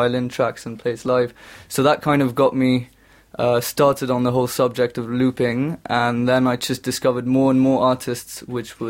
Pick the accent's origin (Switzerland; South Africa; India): Switzerland; moved away as an adult; now in London, United Kingdom; I'm half British and half Swiss. I grew up in Switzerland.